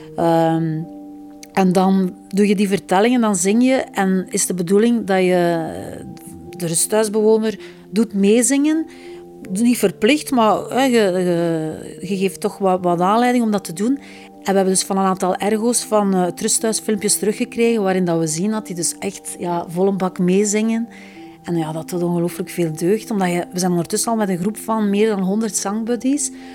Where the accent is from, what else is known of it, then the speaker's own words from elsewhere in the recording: Flanders, Belgium; we zeker als Vlamingen